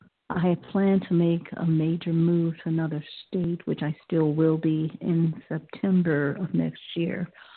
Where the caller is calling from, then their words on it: Ohio, United States; I'm calling from Ohio. I'm calling from Ohio.